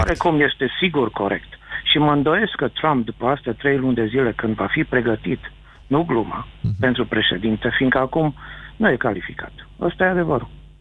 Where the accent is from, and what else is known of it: Romania; now in United States